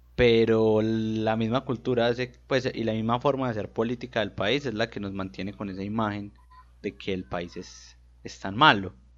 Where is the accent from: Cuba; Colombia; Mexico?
Colombia; nosotros como colombianos promedios